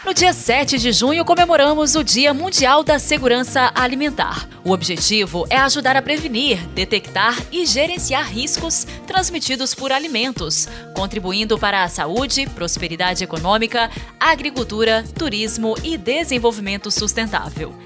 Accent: Imbé de Minas, Minas Gerais, Brazil; moved away as an adult; now in Inhapim, Brazil; sou da cidade de Imbed, Minas. Mas desde dois mil e oito, moro na cidade de Inhapim

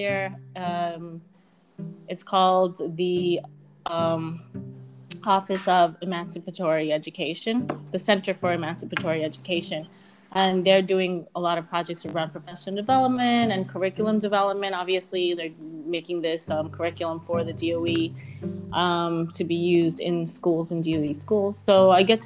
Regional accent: New York City, New York, United States; moved away as an adult; now in Rockland County, United States; I grew up in Jackson Heights

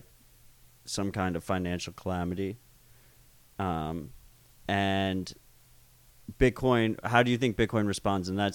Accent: United States; I'm fucking American

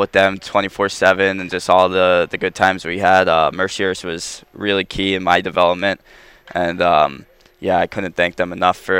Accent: Franklin Square, New York, United States; moved away; I'm 20 minutes from the city, I mean, the city's great. I'm not a huge city guy, but yeah, I'm from Long Island, I'm not from the city.

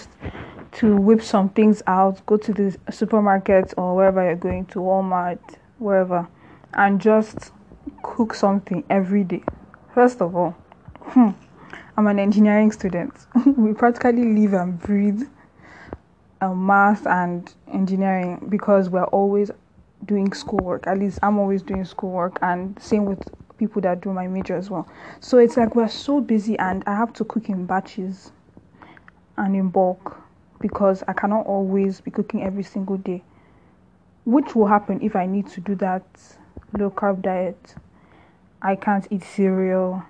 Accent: Nigeria; I'm Nigerian

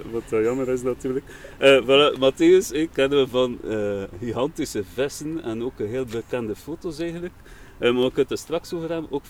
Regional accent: Kortessem, Flanders, Belgium; Van Kortesem.

